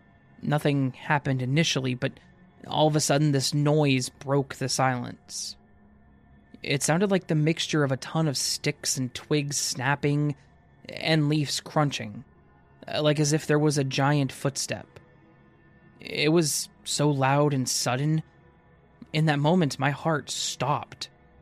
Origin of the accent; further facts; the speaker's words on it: Canada; This happened when I was at my auntie's cabin. I'm from Canada, and her cabin was about a 20-minute drive away from the main national park in the southern part of the province that I live in.